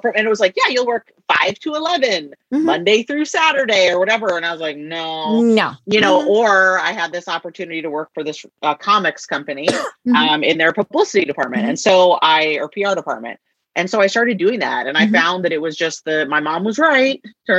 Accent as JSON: {"language": "English", "area": "the Northwest", "region": "Pacific Northwest", "country": "United States", "tie": "born or raised there", "said": "I'm from the Northwest"}